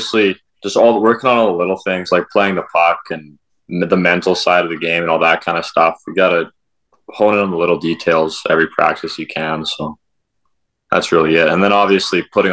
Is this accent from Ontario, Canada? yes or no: no; Warman, Saskatchewan, Canada; growing up in Warman, just surrounded by little kids at the rink